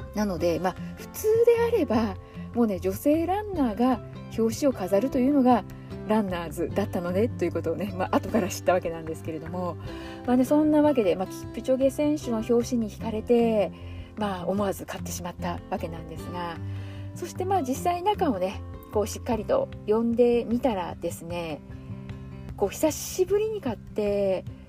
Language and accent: Japanese; Aichi, Japan; 地元愛知県民としてはですね